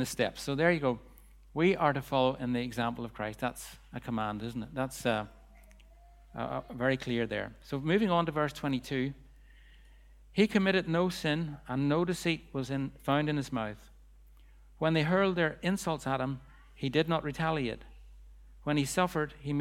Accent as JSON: {"language": "English", "town": "Bangor", "country": "United Kingdom", "tie": "born or raised there", "said": "the streets of Bangor, my hometown"}